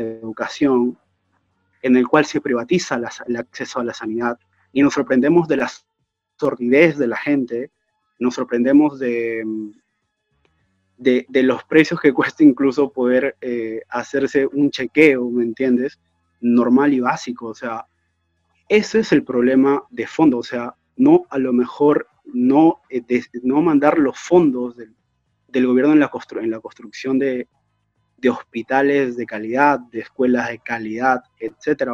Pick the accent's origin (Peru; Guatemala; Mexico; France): Peru; Trujillo, La Libertad; now in Europe; Siendo trujillano